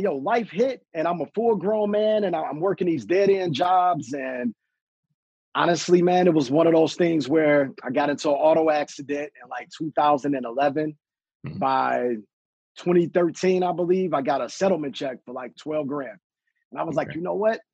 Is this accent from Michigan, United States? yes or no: yes; Detroit, Michigan, United States; I'm just a guy from the east side of the city, born and raised in Detroit